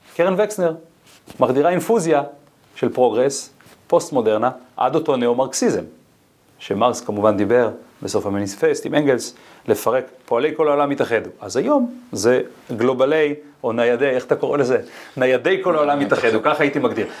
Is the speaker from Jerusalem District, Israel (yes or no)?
no; Ginosar, Northern District, Israel; אני גדלתי בקיבוץ גנוסר